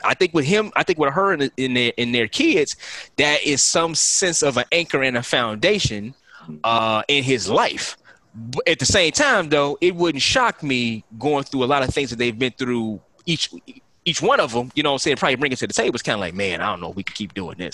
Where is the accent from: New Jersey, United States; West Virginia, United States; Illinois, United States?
Illinois, United States; Chicago; growing up in Chicago